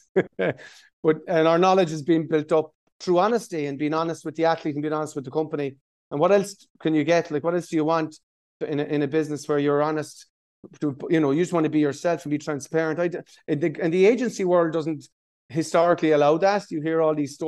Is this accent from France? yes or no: no; Tralee, Munster, Ireland; now in Dublin, Ireland; growing up in Tralee